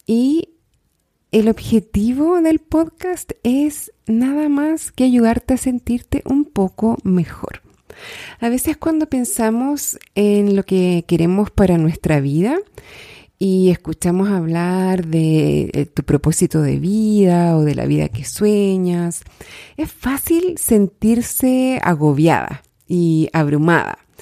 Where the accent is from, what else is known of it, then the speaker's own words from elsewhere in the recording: Chile; soy chilena, soy life coach, vivo en Santiago de Chile